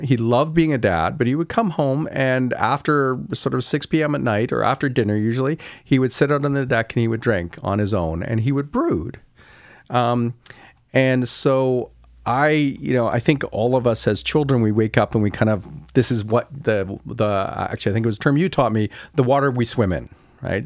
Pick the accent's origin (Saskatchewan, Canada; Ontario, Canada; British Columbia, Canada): Ontario, Canada; Kingston; I grew up in Kingston, Ontario